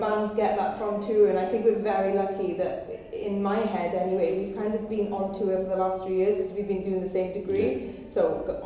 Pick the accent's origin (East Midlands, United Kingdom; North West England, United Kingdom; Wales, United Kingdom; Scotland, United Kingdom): Wales, United Kingdom; I'm Welsh